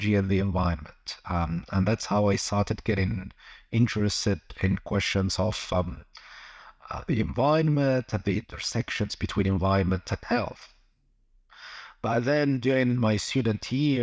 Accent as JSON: {"language": "English", "country": "Algeria", "also_born_or_lived": "London", "moved": "yes", "said": "I'm originally from Algeria"}